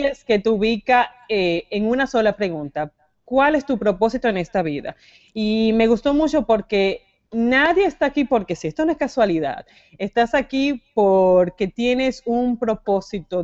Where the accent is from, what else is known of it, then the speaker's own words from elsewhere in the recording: Dominican Republic; moved away as an adult; also born or lived in Santo Domingo; now in United States; venimos de República Dominicana